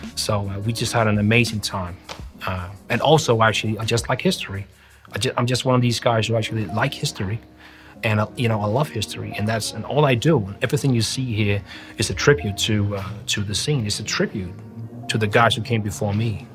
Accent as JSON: {"language": "English", "country": "Denmark", "said": "we're from Denmark"}